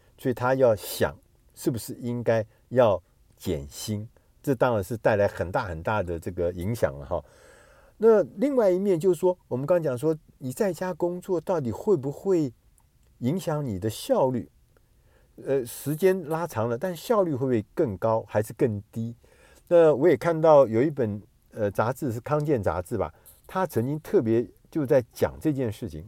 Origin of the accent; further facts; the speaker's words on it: Taiwan; 我们台湾人所说的台风